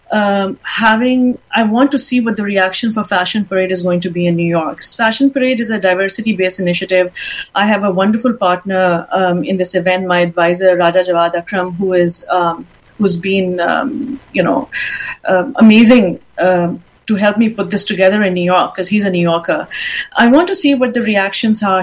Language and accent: English; Pakistan; moved away as an adult; also born or lived in England; I was born and raised in Pakistan. I then moved to England, and I was in England for a good 15 to 20 years.